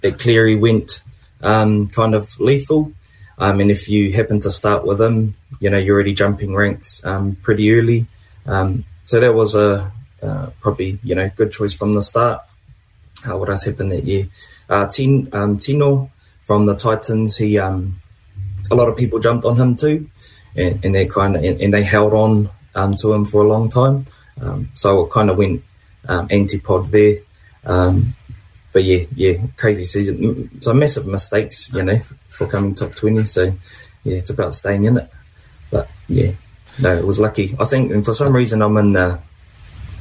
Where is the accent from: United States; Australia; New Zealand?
New Zealand; Waitara, Taranaki; also born or lived in Dunedin; I grew up in a small town here called Waitara. It's just outside of New Plymouth